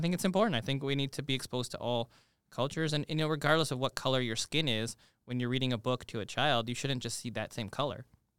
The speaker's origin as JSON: {"language": "English", "town": "Toronto", "region": "Ontario", "country": "Canada", "tie": "born or raised there", "said": "Now, I think I have a kind of unique upbringing in that I come from Toronto"}